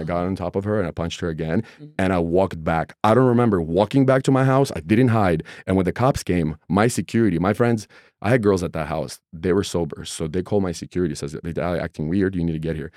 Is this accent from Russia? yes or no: yes; Russia; now in United States; I'm a guy from Russia, immigrant